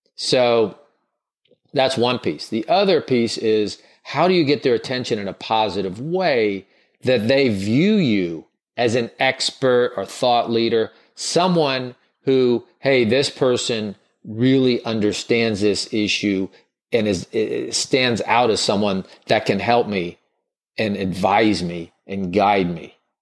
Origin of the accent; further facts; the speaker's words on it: the South, United States; I grew up in the South